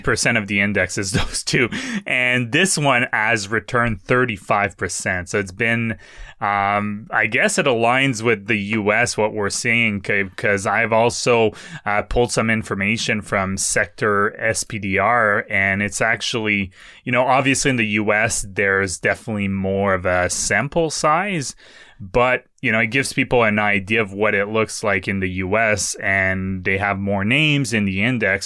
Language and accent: English; Canada; as a Canadian